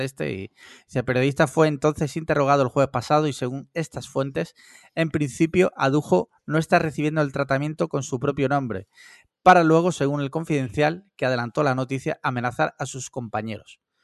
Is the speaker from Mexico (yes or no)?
no; Spain; sí escucho la COPE porque soy español